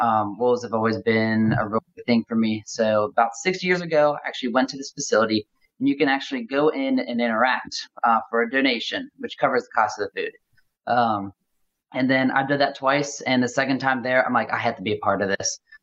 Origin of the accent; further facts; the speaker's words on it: Cincinnati, Ohio, United States; now in Louisville, United States; I am located in Louisville, Kentucky right now. My hometown is in Cincinnati, Ohio.